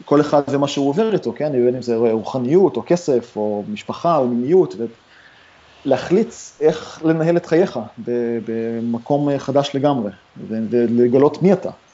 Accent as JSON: {"language": "Hebrew", "town": "Haifa", "region": "Haifa District", "country": "Israel", "tie": "born or raised there", "also_born_or_lived": "Ramat Gan, Israel", "moved": "as an adult", "lives_now": "San Francisco, United States", "said": "אני גדלתי בכרמל בחיפה"}